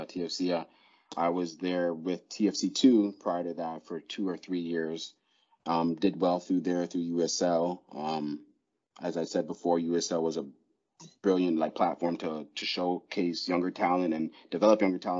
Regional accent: Toronto, Ontario, Canada; I'm from Ontario. I'm from Toronto

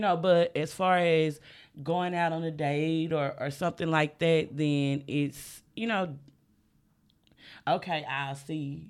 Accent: the South, United States; I'm from the South

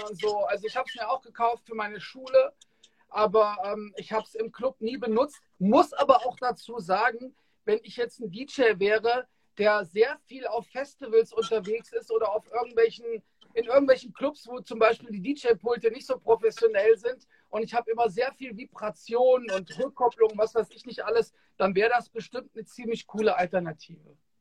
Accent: Frankfurt, Hesse, Germany

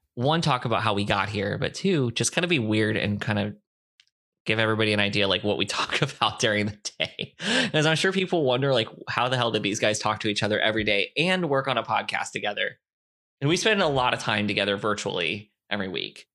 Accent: Fort Myers, Florida, United States; born or raised there; also born or lived in Lima, Ohio; now in Texas, United States

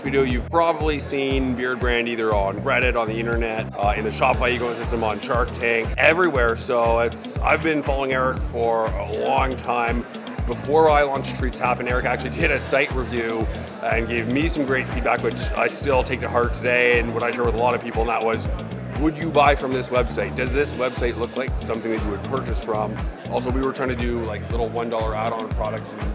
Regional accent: Toronto, Ontario, Canada; I'm from Toronto.

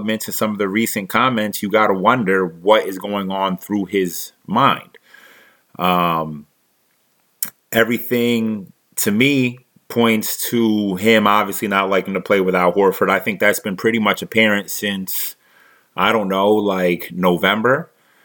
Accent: Philadelphia, Pennsylvania, United States; moved away; also born or lived in New Jersey; Born and raised in Philadelphia, spent some time in Jersey, and now I'm here

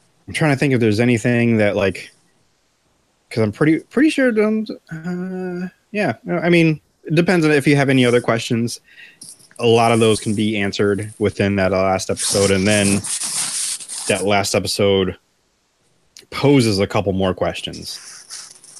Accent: United States; I'm an American

